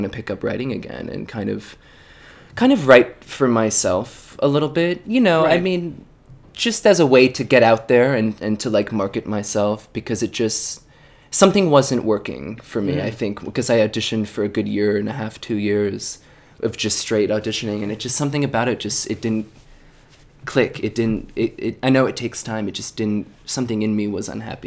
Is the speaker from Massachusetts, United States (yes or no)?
no; just north of Philadelphia, Pennsylvania, United States; moved away as an adult; now in New York City, United States; I'm originally from Pennsylvania, just north of Philadelphia